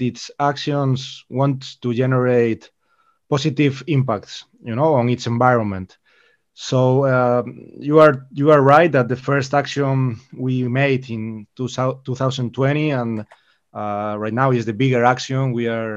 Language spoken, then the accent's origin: English; Galicia, Spain; I am from Galicia, so the sea here is a passion